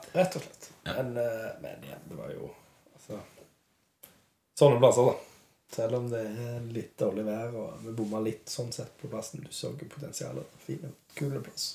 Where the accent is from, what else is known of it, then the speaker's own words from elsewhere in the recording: Western Norway, Norway; Vi kommer jo fra Vestlandet begge